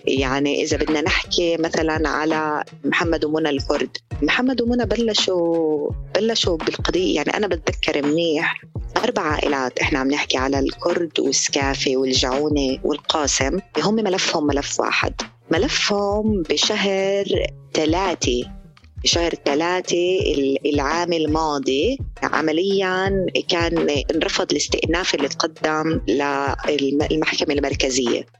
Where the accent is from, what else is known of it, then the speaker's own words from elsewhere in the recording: Palestine; إحنا كفلسطينيين